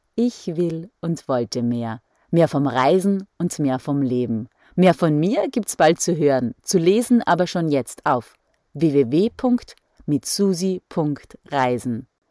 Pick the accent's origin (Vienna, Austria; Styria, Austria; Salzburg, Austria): Styria, Austria; bei uns in der Steiermark